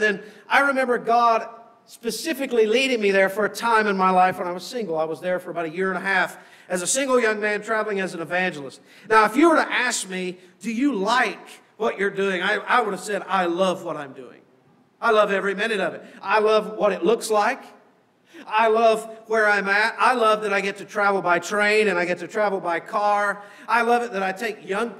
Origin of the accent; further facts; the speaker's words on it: United States; moved away as an adult; now in Canada; when you first come across as an American, so I couldn't work